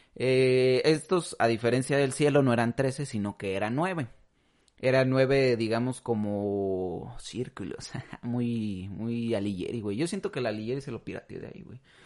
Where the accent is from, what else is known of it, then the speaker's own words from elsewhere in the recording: Mexico; nosotros como mexicanos